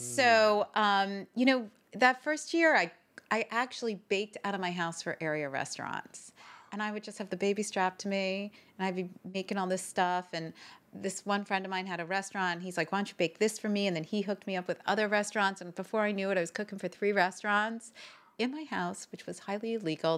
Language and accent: English; Northern New Jersey, United States; I grew up in New Jersey, Northern